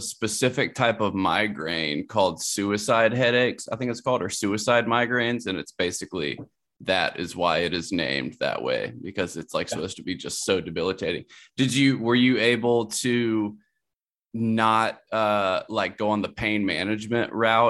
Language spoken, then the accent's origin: English; Columbia, South Carolina, United States; Like, that was in my hometown, Columbia, South Carolina.